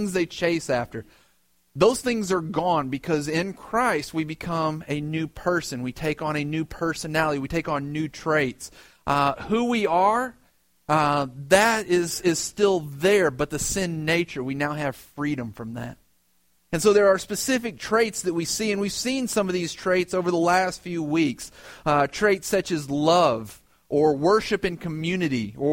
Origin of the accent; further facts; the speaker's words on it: West Tennessee, United States; moved away as an adult; also born or lived in Michigan / Alabama; now in New York City, United States; my dad's job took us to West Tennessee